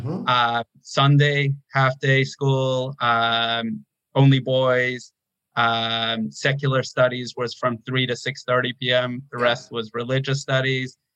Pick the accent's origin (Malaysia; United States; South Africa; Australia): South Africa; also born or lived in Toronto, Canada; Okay. Um, I was born in Toronto. Uh, l- my parents met there and uh, quickly moved out, though, uh, less than a year old. We moved to South Africa